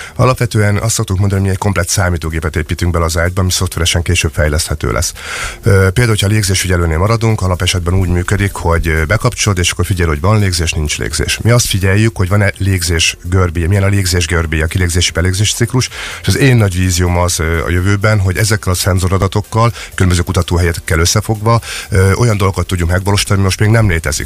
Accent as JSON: {"language": "Hungarian", "town": "Szeged", "region": "Csongrád-Csanád", "country": "Hungary", "said": "Teljesen szegediek vagyunk."}